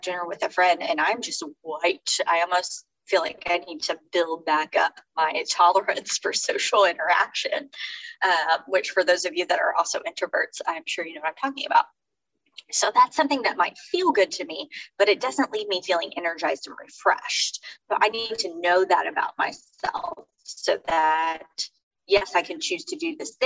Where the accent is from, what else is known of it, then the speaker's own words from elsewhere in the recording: Fort Worth, Texas, United States; also born or lived in Houston area, Texas; now in Houston, United States; I'm from Fort Worth